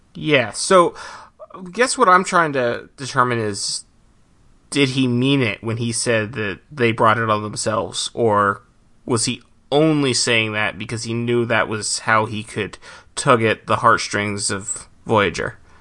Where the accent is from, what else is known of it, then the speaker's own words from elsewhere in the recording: United States; as an American